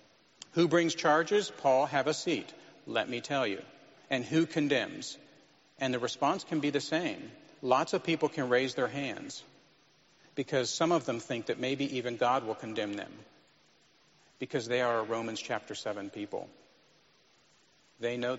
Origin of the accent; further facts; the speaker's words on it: United States; as American Christians